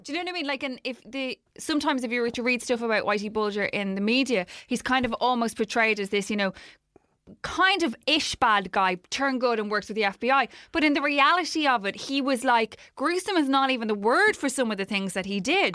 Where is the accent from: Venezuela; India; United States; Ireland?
Ireland; as Irish people